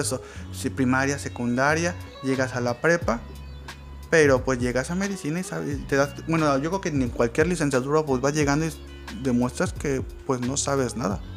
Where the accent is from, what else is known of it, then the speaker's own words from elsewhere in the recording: Mexico; soy un ciudadano mexicano